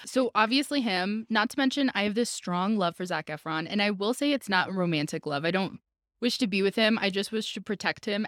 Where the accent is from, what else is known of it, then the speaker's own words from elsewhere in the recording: Albuquerque, New Mexico, United States; I'm from Albuquerque.